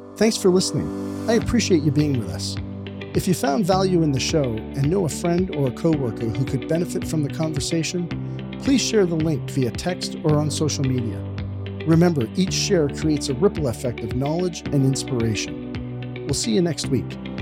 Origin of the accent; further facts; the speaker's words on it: Canada; we're from Canada